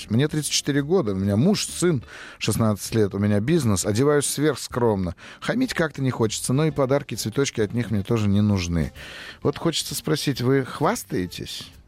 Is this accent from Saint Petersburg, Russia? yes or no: yes; Saint Petersburg, Russia; Здравствуйте, Я из Санкт-Петербурга.